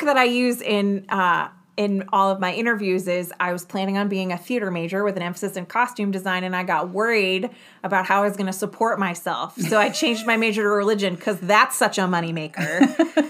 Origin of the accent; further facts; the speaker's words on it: New York, United States; I grew up just outside of New York City